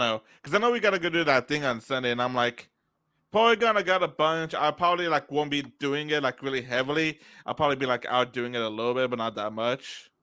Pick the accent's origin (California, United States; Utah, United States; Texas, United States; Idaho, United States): Texas, United States; we're from Texas